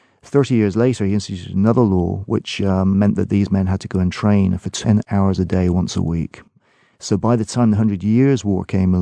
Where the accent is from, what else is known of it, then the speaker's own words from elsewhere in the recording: England, United Kingdom; Well, I'm English